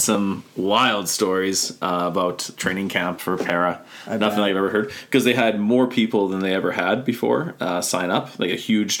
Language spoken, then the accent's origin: English; Canada